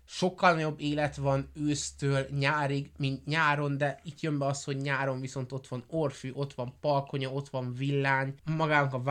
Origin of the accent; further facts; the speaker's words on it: Budapest, Hungary; born there; mivel a apukám budapesti volt, anyukámmal Budapesten ismerkedtek meg, én Budapestre születtem, rokon, papám itt élt